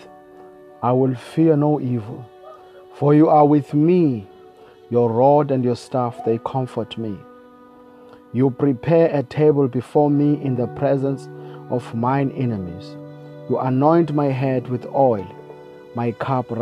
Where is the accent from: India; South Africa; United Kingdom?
South Africa; I come from South Africa